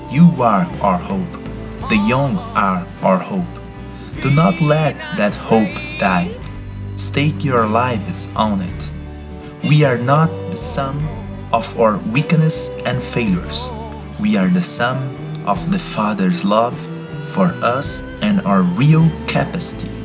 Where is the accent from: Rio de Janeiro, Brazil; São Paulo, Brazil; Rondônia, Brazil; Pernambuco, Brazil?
São Paulo, Brazil; I'm 27 years old and I'm from Brazil, São Paulo City.